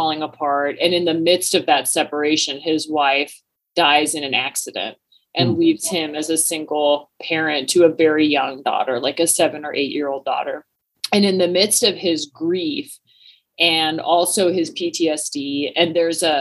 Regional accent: Washington, United States; I grew up in Washington State

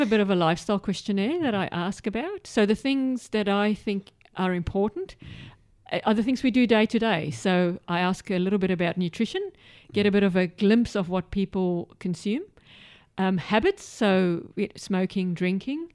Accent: South Africa; moved away as an adult; also born or lived in United Kingdom / Middle East / Western District, Victoria, Australia; now in Australia; I'm from South Africa

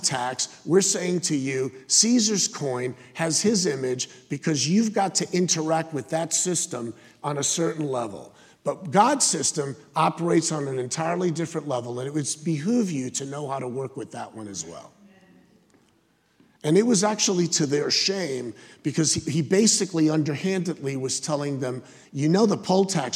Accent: United States; I'm true blue. I'm American.

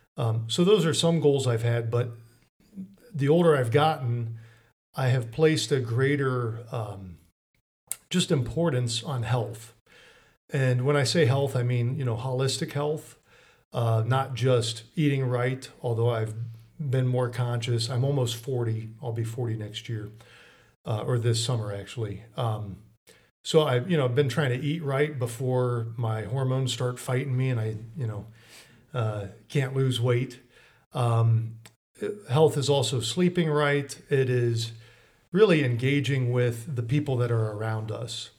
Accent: Mansfield, Ohio, United States; I'm a Lexingtonite, I'm from Mansfield, pretty much born and raised

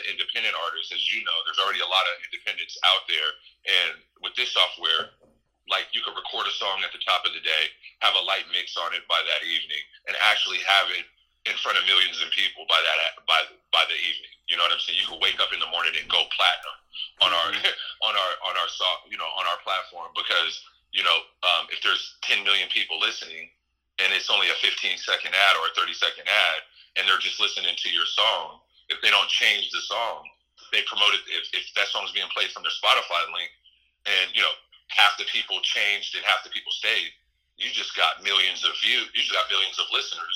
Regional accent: Santa Rosa, California, United States; also born or lived in San Francisco, California / Washington Heights, New York; in Sonoma County, Santa Rosa, that I really, really, locked in everything that I'm existing as today

